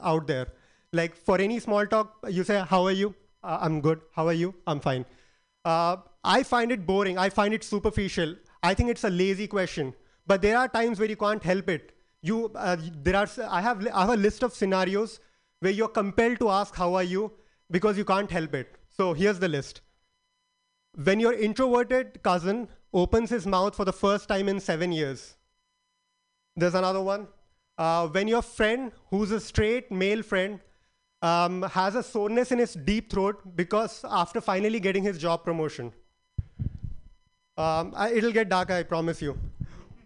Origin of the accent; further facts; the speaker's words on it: India; moved away as an adult; now in California, United States; I'm an Indian